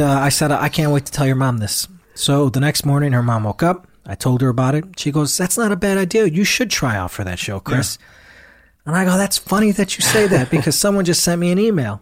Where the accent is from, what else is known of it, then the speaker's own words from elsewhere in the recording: United States; me being American